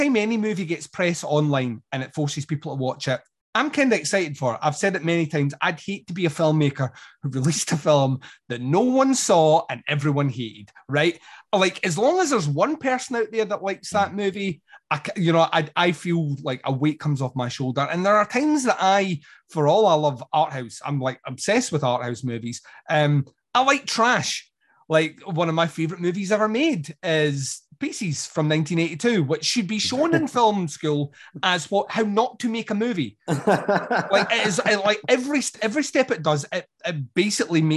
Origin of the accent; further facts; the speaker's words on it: Scotland, United Kingdom; I'm Scottish